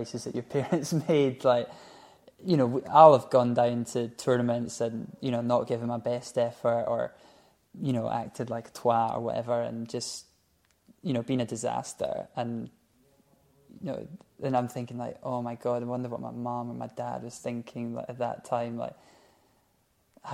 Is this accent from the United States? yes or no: no; Scotland, United Kingdom; we're from Scotland